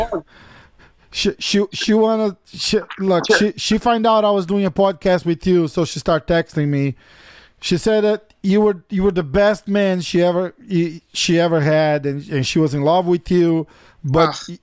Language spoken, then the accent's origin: English; São Paulo, Brazil; I'm from São Paulo.